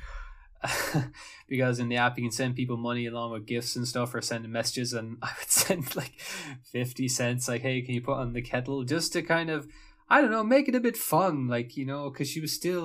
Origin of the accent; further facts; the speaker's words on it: Ireland; moved away; I'm Irish